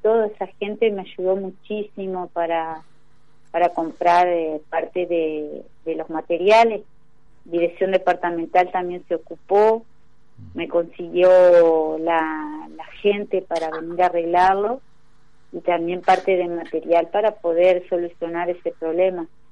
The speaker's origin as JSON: {"language": "Spanish", "town": "Victoria", "region": "Entre Ríos", "country": "Argentina", "said": "No soy de Victoria, soy victoriense."}